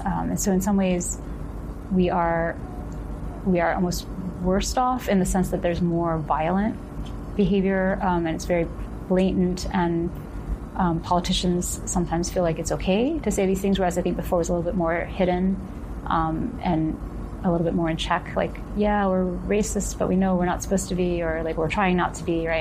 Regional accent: Ohio, United States; moved away; I grew up in Ohio

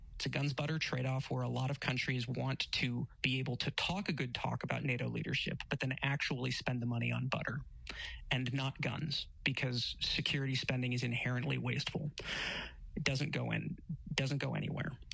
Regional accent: United States; I'm an American.

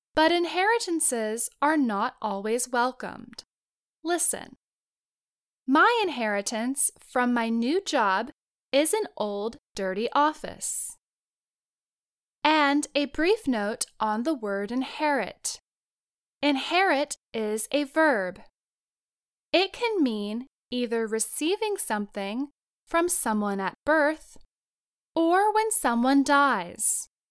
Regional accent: United States; I was born to Americans in the United States

